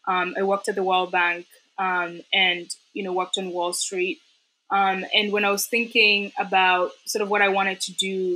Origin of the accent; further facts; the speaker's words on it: Kenya; growing up in Kenya and around coffee, so coffee has always been known as a poverty crop.